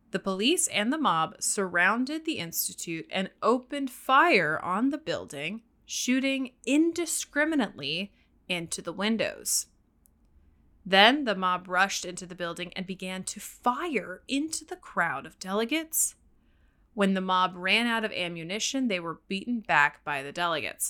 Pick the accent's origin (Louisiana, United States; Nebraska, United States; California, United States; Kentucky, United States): Louisiana, United States; the South; I grew up in the South. I, I was born in Louisiana